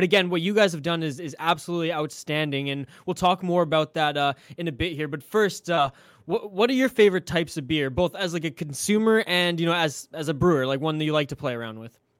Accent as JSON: {"language": "English", "area": "Vancouver Island", "region": "British Columbia", "country": "Canada", "said": "I'm actually from Vancouver Island, British Columbia, Canada, as west coast as you can get here"}